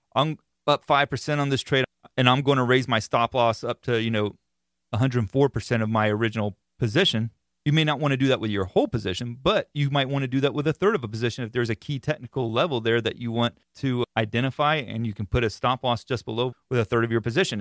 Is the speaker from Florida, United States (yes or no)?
yes; Florida, United States; being that I am from Florida, I live in Florida